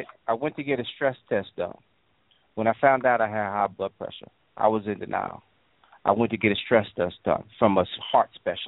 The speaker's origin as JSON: {"language": "English", "region": "New York", "country": "United States", "tie": "born or raised there", "said": "as a child, as an adolescent, I grew up in New York"}